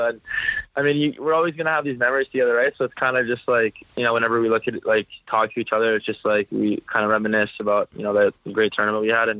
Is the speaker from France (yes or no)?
no; Canada; also born or lived in Sarnia; now in St. Louis, United States; I'm from Canada